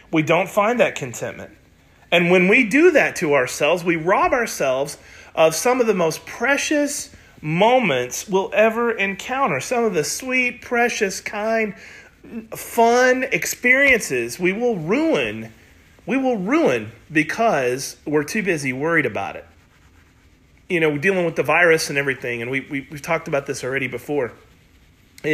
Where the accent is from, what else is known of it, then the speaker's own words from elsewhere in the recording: United States; also born or lived in Oklahoma / Missouri; I was raised in Oklahoma and Missouri